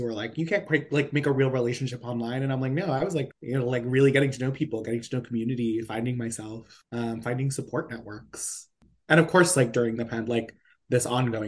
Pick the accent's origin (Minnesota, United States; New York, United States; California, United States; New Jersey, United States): New York, United States; Poughkeepsie; moved away as an adult; also born or lived in Baltimore; now in New York City, United States; I'm from Poughkeepsie. And it's like this, like, small, it's a small city, suburbs, you know. I come from a big, like, big backyard, from a house of, I grew up in a house of 14 people